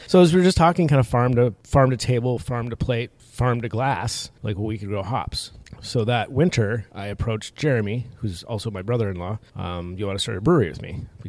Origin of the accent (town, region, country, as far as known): Minnesota, United States; born or raised there; also born or lived in Napa Valley, California